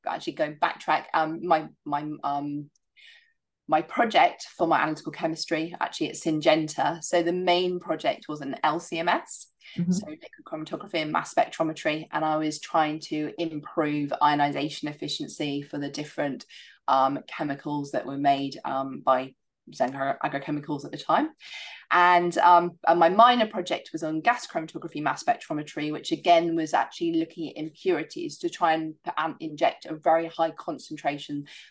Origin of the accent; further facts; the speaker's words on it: Isles of Scilly, South West England, United Kingdom; moved away; I'd done a lot of horse riding growing up in the Isles of Scilly